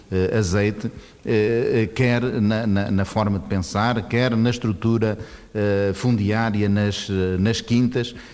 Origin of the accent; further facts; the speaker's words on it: Norte, Portugal; nós sendo transmontano durienses, somos também beirões, por exemplo, no pão em Lamego continua a fazer-se uma, uma, uma broa de milho